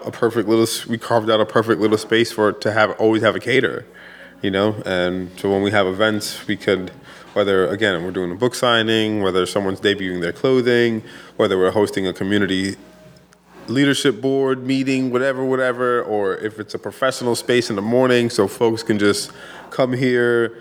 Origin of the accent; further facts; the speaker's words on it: Pawtucket, Rhode Island, United States; also born or lived in Providence, Rhode Island; originally I am from Providence, like born in Providence. We lived in Providence till I was 9. But we moved to Pawtucket when I was 10, and we literally just moved right down the road